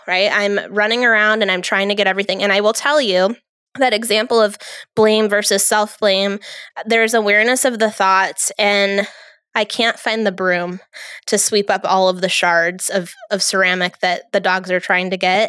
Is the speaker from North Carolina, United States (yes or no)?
no; New York, United States; I'm from New York